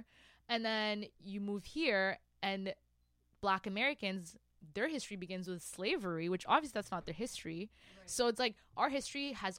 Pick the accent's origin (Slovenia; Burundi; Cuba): Burundi; English is a second language; now in Canada; I'm from Burundi